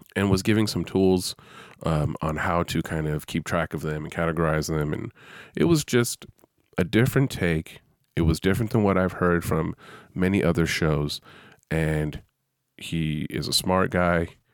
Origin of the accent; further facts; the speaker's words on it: San Francisco Bay Area, California, United States; I'm from the San Francisco Bay Area